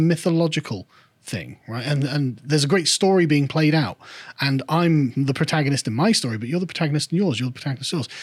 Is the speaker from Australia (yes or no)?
no; England, United Kingdom; I'm an Englishman